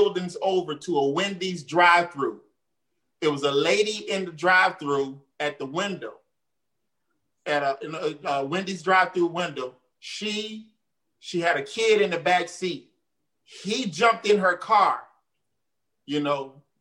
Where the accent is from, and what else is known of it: Jacksonville, Florida, United States